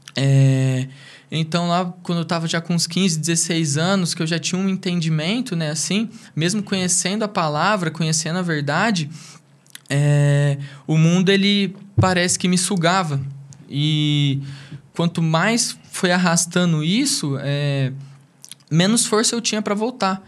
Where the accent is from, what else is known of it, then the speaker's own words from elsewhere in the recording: Brodowski, São Paulo, Brazil; also born or lived in Ribeirão Preto; eu sou natural de Ribeirão Preto. Eu vim para Brodós que eu tinha dois anos de idade